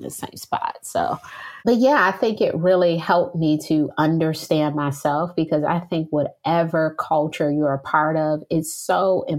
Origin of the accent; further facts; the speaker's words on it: Detroit, Michigan, United States; moved away as an adult; now in Charlotte, United States; I am from Detroit, Michigan, and I am Black. When I was growing up in Detroit